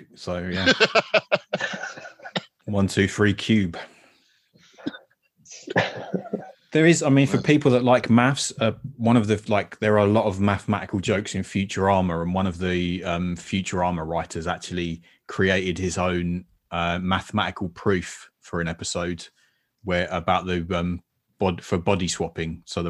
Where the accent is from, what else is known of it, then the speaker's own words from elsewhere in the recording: United Kingdom; No spheres, please. We're British.